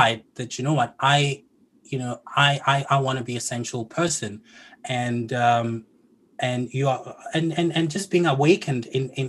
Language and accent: English; South Africa; I'm from South Africa